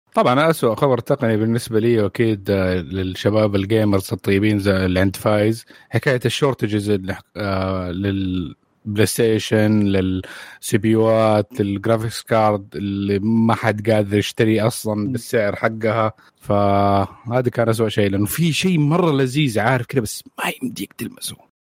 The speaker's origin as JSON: {"language": "Arabic", "country": "Saudi Arabia", "said": "عندنا في السعوديه"}